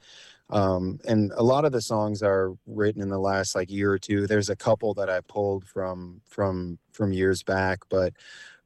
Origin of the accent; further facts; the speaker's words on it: La Crosse, Wisconsin, United States; now in Minneapolis, United States; I'm from the Driftless area, I'm from La Crosse, Wisconsin.